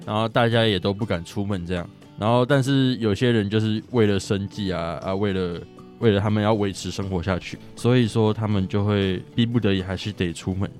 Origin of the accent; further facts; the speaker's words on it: Chiayi County, Taiwan; 我是嘉义人